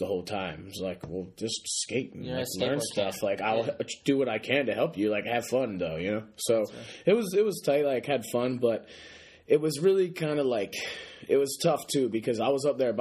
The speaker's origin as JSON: {"language": "English", "town": "Philadelphia", "region": "Pennsylvania", "country": "United States", "tie": "born or raised there", "moved": "as an adult", "lives_now": "Boston, United States", "said": "I am from Philly. I grew up right outside like the city, like 5 minutes, five minutes, like 5 miles right outside of West Philly"}